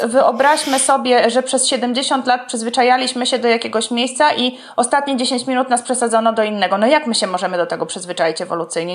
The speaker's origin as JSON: {"language": "Polish", "region": "Podlaskie Voivodeship", "country": "Poland", "said": "obie jesteśmy z Podlasia"}